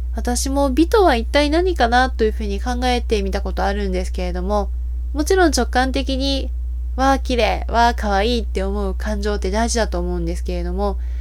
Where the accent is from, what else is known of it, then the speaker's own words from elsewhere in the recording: Osaka, Japan; 生まれ故郷の大阪